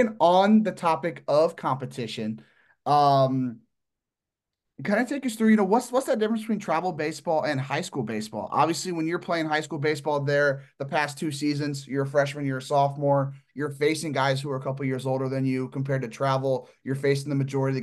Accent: Midwest, United States; I'm from the Midwest

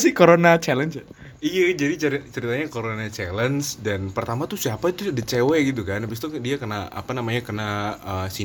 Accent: Banten, Indonesia; Kalau gini gue dari Banten coy lagi

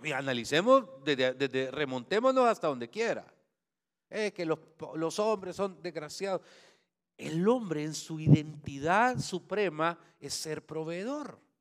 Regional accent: Santa Ana, El Salvador; moved away; donde yo nací, Santana. Eh, estudié en el Liceo San Luis

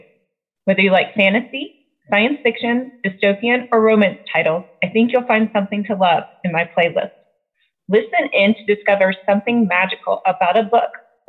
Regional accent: Southern United States, United States; Yay, I am a southerner in the US, so I apologize for my pronunciations ahead of time.

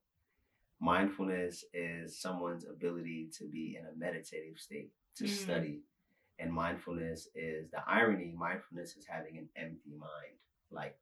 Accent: New York City, New York, United States; I'm from Brooklyn, New York, born and raised on the playground where I spent most of my days.

